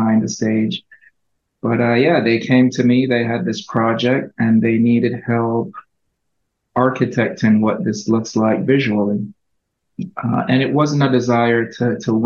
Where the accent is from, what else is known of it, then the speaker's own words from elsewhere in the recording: Jamaica; I grew up in Jamaica.